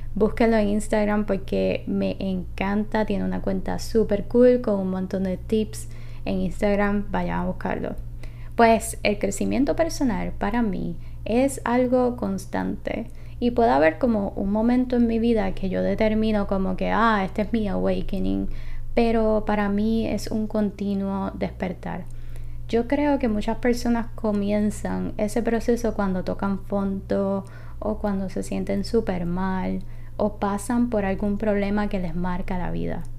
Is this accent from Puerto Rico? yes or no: yes; Puerto Rico; soy de Puerto Rico